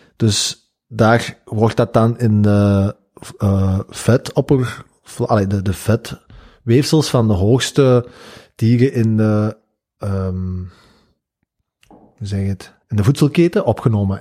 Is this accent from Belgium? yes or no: yes; Flanders, Belgium; dat is een één woord dat wij als Vla-, in Vlaanderen gebruiken